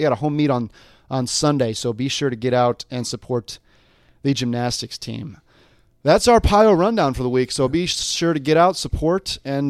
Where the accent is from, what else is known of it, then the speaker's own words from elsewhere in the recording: Denver, Colorado, United States; though I grew up in the Denver area.